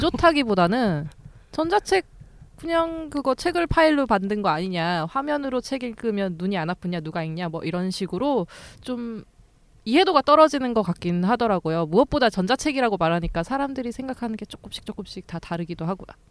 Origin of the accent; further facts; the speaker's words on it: Jecheon, North Chungcheong, South Korea; moved away; 제가 원래 집이 충북 제천이거든요.